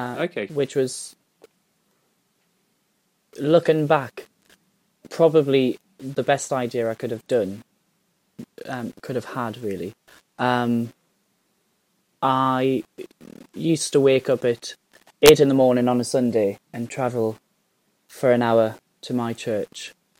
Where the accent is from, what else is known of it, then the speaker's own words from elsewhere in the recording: Newcastle upon Tyne, North East England, United Kingdom; also born or lived in Blyth / Chopwell / South Shields; now in Chichester, United Kingdom; I'm from Newcastle. I'm from the north, which is just south of Scotland.